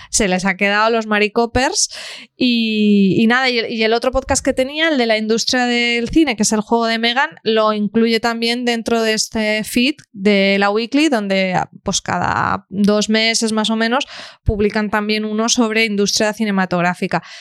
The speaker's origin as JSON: {"language": "Spanish", "town": "Alcoy", "region": "Valencian Community", "country": "Spain", "said": "mi pueblo, de Alcoy"}